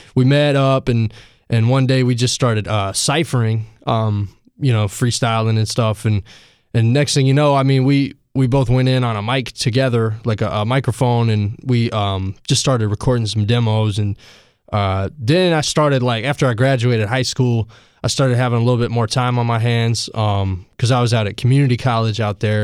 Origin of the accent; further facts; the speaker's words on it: Asheville, North Carolina, United States; I am from Asheville